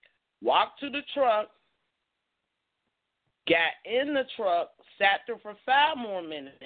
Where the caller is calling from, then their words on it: Pittsburgh, Pennsylvania, United States; I'm calling from Pittsburgh, PA.